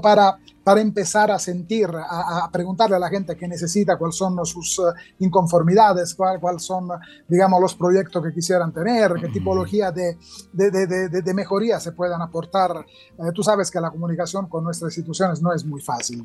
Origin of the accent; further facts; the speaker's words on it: Agrigento, Sicily, Italy; now in Mexico; yo soy de Agrigento, en Sicilia, una ciudad eh, muy bonita